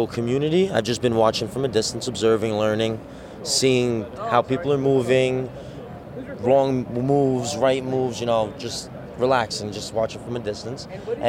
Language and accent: English; New York City, New York, United States; Born in Staten Island, raised.